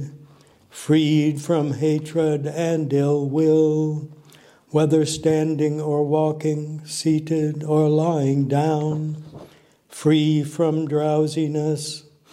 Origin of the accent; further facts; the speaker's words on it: Des Moines, Iowa, United States; moved away; also born or lived in Omaha, Nebraska; I grew up in Des Moines, Iowa.